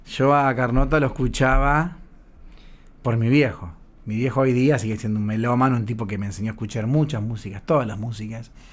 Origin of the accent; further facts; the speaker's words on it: Rosario, Santa Fe, Argentina; moved away as an adult; cuando vine de Rosario